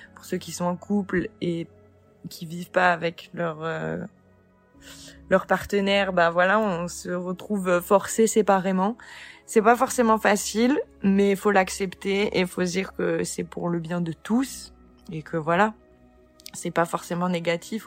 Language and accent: French; France; also born or lived in Nancy; Moi, je suis française, née en France